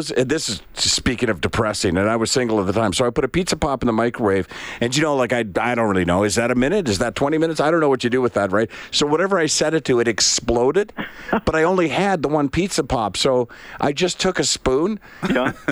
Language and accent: English; Canada; The perspective you have as a Canadian uh, to go overseas and see them in actual uh, operation